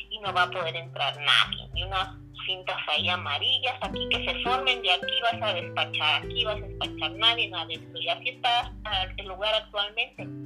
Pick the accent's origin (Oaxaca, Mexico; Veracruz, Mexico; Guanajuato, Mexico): Oaxaca, Mexico; moved away; soy de Oaxaca.